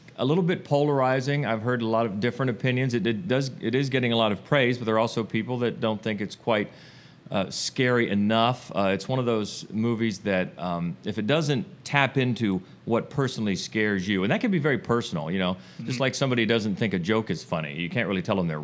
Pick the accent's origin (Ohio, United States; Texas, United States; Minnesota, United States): Ohio, United States; Cambridge; moved away as an adult; now in Columbus, United States; I'm originally from Cambridge, Ohio. I moved here to go to Ohio State